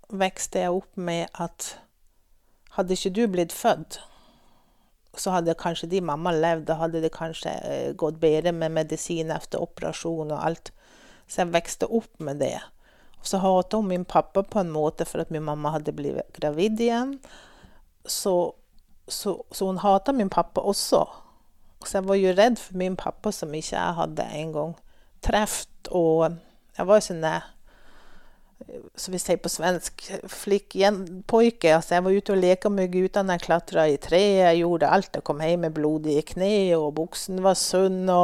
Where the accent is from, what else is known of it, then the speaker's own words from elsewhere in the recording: Strandland, Nordland, Norway; born there; also born or lived in Sweden; Jeg ble født oppe i Vesterålen. På en liten plass som heter Strandland, på Hinnøya innan du får over til Andøya. Og som du kanskje hører på mitt språk, så snakker jeg ikke så masse nordlending. Men jeg har bodd 30 år i Sverige